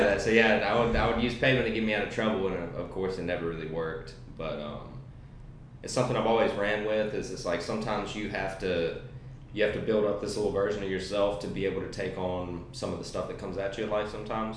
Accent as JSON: {"language": "English", "town": "Danville", "region": "Virginia", "country": "United States", "tie": "born or raised there", "said": "I was raised in Danville, Virginia. Uh, I've been here all my life."}